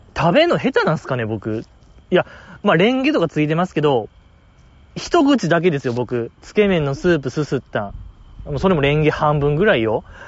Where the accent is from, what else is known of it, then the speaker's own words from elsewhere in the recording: Osaka, Japan; 地元大阪